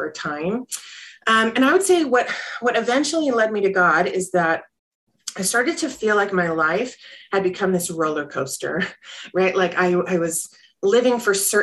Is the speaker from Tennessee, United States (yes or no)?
no; North Carolina, United States; I grew up in the South too, in North Carolina